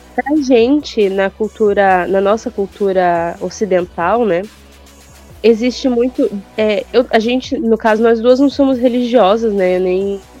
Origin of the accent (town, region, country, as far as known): Brazil